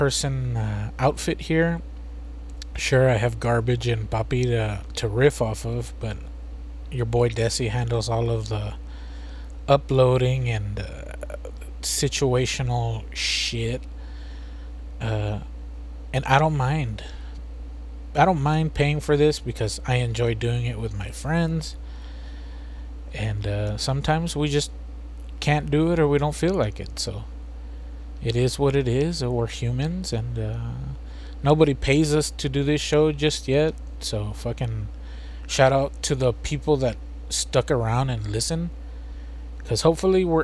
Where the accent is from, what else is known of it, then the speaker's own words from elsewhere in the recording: United States; we're from the United States.